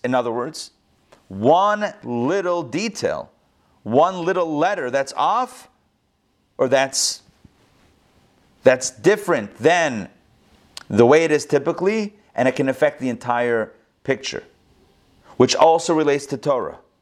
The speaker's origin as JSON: {"language": "English", "town": "Pittsburgh", "region": "Pennsylvania", "country": "United States", "tie": "born or raised there", "said": "that's where I grew up also in Pittsburgh."}